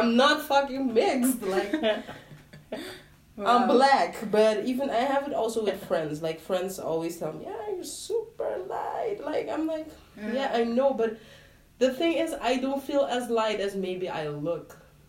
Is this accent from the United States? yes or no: no; Curaçao; moved away; where are you from? I was like, Curacao.